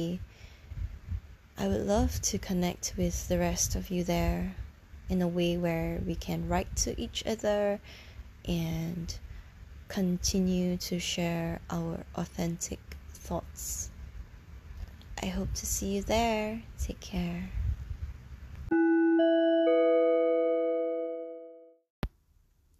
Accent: Singapore; from Singapore, my hometown where I'm from

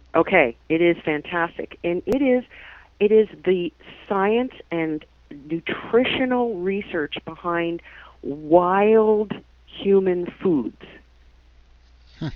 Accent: New Jersey, United States; accent: New Jersey; now in Canada; my New Jersey accent

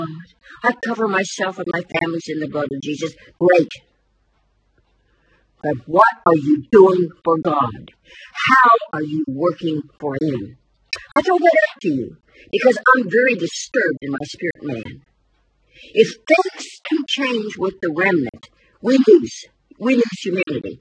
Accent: United States; I'm an American

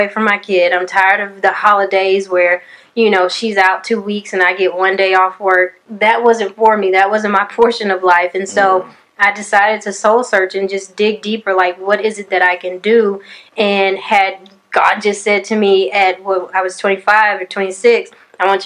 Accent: Conroe, Texas, United States; I'm from Conroe, Texas, born and raised

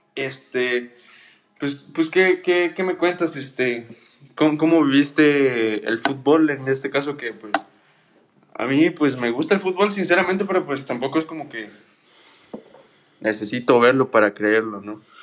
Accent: Mexico; los mexicanos

